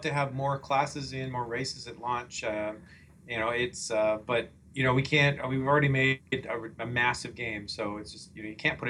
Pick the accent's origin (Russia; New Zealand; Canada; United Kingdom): Canada; moved away; I'm from Canada.